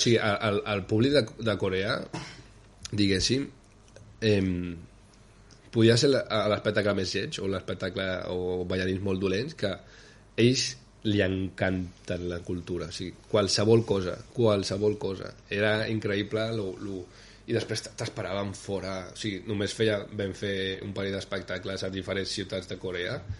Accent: Gelida, Catalonia, Spain; moved away as an adult; also born or lived in Barcelona / Prague / Ostrava; venim de Gelida, diguéssim, no? que és un poble també molt poble

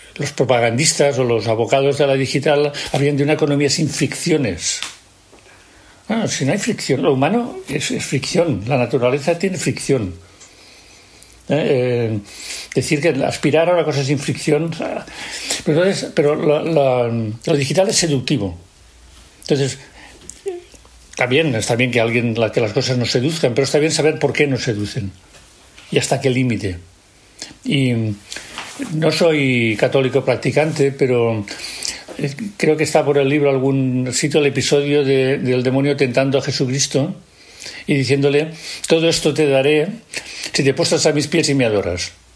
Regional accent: Catalonia, Spain; en Cataluña estábamos desorientados

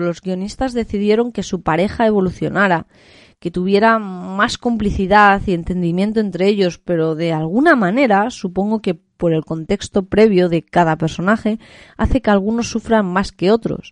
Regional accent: Spain; en mi país, es que a día de hoy yo creo que eso en España es impensable

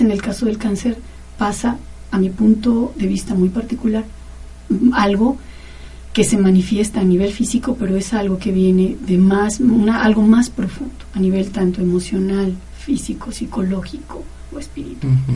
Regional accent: Mexico City, Mexico; moved away; en el Distrito Federal, que es de donde yo vengo

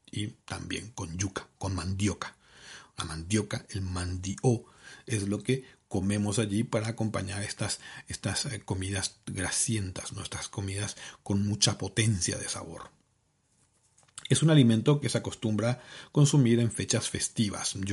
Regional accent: Caaguazú, Paraguay; now in Seville, Spain; Yo orgullosamente caguaseño. De Caguazú.

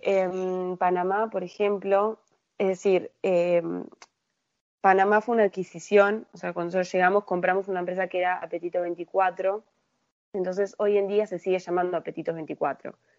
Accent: Uruguay; como uruguaya yo me crié, viví toda mi vida acá

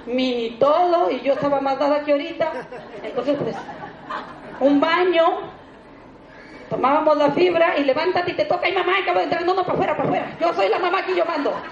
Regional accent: Tijuana, Baja California, Mexico; Yo, pobre, no vuelvo a Tijuana porque yo salí de Tijuana emocionada y eso sí, me ha gustado ser de palabra y le dije a mi familia, véanme bien porque voy a volver rica.

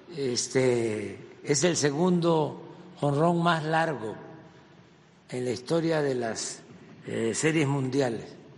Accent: a village near Macuspana, Tabasco, Mexico; now in Mexico City, Mexico; yo vengo de un pueblo que no había camino y cuando se hizo la brecha y se salía, había un jeep de mi pueblo

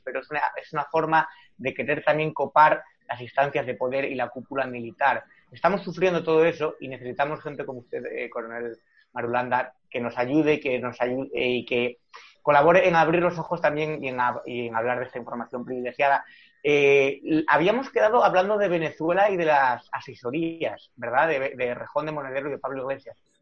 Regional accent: Spain

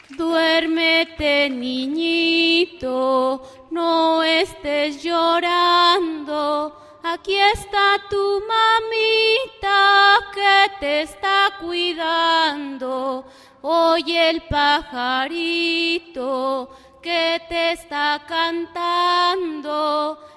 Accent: Hueyapan, Morelos, Mexico; Nosotros también estamos haciendo radio ahí en, mi pueblo, Hueyapan.

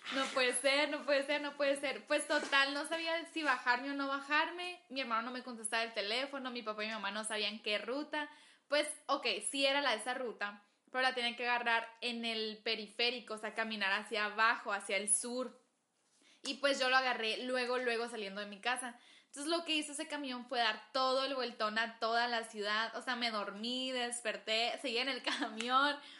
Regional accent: Agua Prieta, Sonora, Mexico; moved away as an adult; now in Hermosillo, Mexico; originalmente soy de Agua Prieta, Sonora.

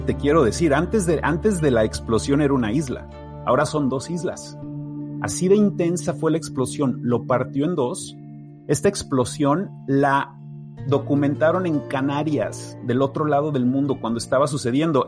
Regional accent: Mexico City, Mexico; yo soy de la Ciudad de México. Yo crecí a un lado de un volcán enorme, activo

